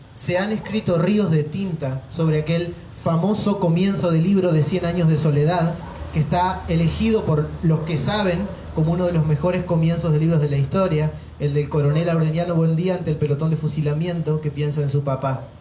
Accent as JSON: {"language": "Spanish", "town": "San Javier", "country": "Argentina", "said": "San Javier, mi pueblo, tu pueblo, nuestro pueblo"}